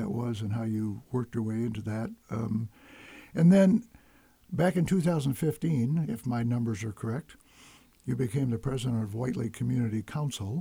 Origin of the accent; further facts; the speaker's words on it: Detroit, Michigan, United States; moved away; I grew up in Detroit, and my dad worked the lines at Chrysler's